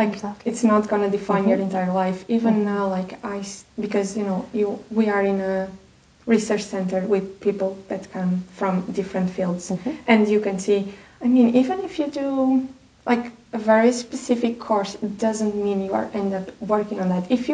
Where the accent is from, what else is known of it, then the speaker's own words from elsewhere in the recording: Portugal; English is a second language; just to be able to go home and enjoy